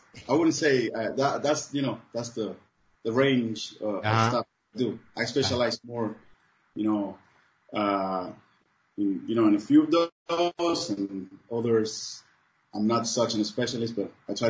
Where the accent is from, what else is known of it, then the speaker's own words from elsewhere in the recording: Cuba; English is a second language; moved away as an adult; now in Germany; Cuba is a very, very good school, man. It's very nice to grow up there.